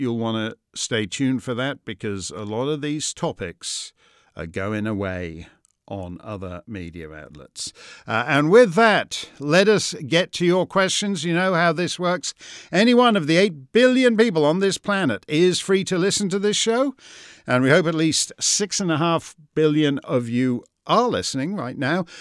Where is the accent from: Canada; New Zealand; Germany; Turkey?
Canada; now in United States; I'm a Canadian who's in America